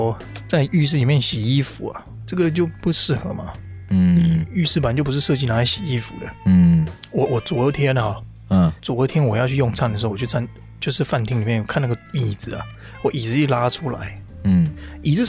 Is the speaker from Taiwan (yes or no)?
yes; Taiwan; 我们台湾人